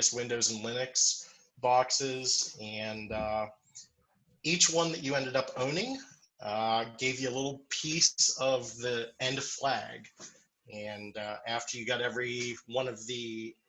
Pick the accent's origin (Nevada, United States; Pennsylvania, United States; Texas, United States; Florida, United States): Pennsylvania, United States; Meadville; also born or lived in Pittsburgh, Pennsylvania; I'm originally from Meadville, Pennsylvania, so about an hour north of here.